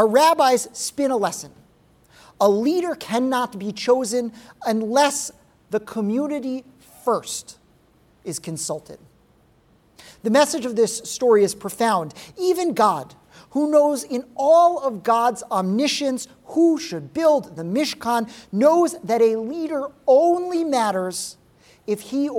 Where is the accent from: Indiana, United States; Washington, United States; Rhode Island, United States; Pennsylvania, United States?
Rhode Island, United States; my home state of Rhode Island.